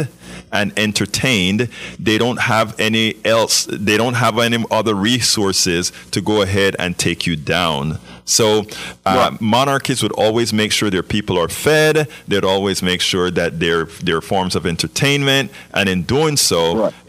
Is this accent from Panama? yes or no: yes; Panama; I'm from Panama.